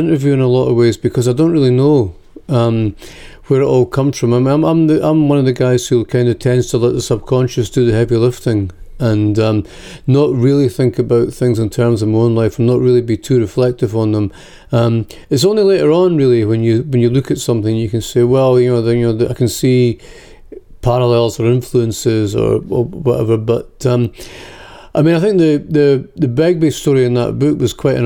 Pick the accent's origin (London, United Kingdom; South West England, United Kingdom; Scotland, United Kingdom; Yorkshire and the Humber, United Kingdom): Scotland, United Kingdom; accent: Scottish; moved away as an adult; also born or lived in America; now in United States; my accent really difficult, and sometimes, as most people in America do, it gets very thicker when I'm back over in Scotland.